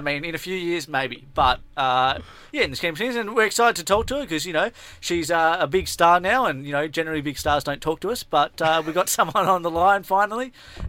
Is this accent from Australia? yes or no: yes; Australia; me as an Australian